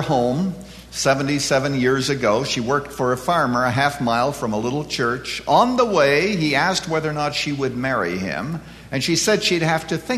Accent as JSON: {"language": "English", "country": "Canada", "tie": "born or raised there", "moved": "yes", "lives_now": "United States", "said": "I was born and reared in Canada"}